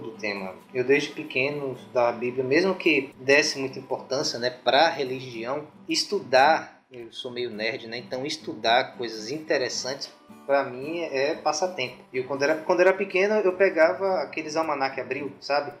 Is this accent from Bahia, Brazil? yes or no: yes; Guaí, Bahia, Brazil; now in Itabuna, Brazil; Eu moro em Itabuna, Bahia, sou de Guaí, uma cidadezinha.